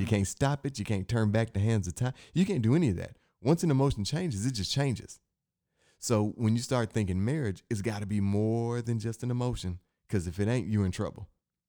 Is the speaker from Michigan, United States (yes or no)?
yes; Inkster, Michigan, United States; In the neighborhood I grew up in, I'm from Inkster, Michigan.